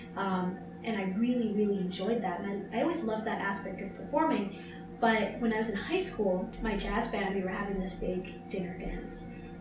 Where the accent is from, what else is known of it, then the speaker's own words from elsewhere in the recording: Canada; we promised we're Canadian. We've only seen snow like our entire lives.